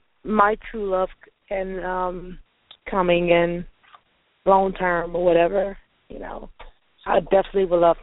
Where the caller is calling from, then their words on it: Louisiana, United States; I'm calling from Louisiana.